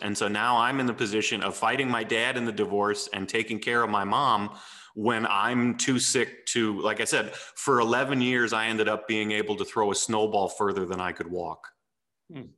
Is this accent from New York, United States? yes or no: no; St. Louis, Missouri, United States; also born or lived in Texas / Nashville, Tennessee; when I was eight, we moved to St. Louis